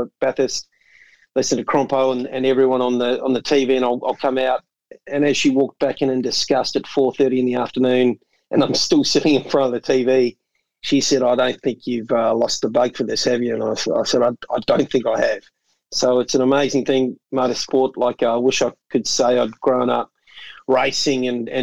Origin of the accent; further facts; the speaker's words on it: New Zealand; moved away as an adult; also born or lived in Melbourne, Australia; now in Australia; I'm a Kiwi